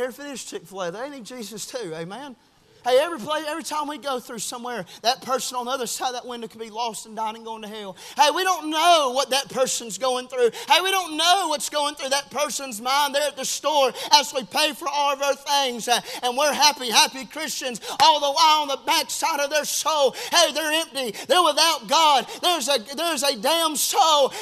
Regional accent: the South, United States; we grew up here in the South

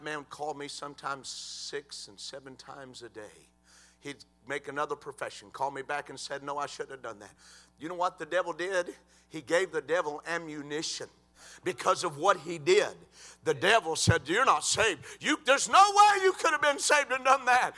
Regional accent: Cleveland, United States; we grew up together in Cleveland

